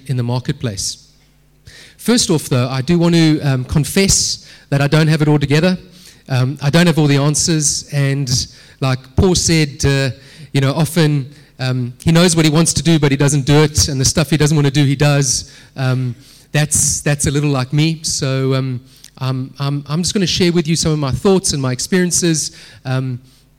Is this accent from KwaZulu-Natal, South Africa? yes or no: yes; Durban, KwaZulu-Natal, South Africa; moved away as an adult; now in Cape Town, South Africa; I grew up in Durban